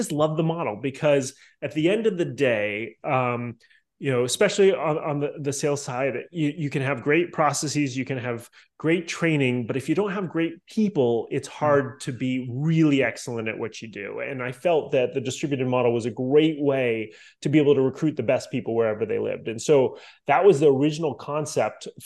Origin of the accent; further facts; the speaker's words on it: Boston, Massachusetts, United States; moved away as an adult; now in Miami, United States; I grew up in Boston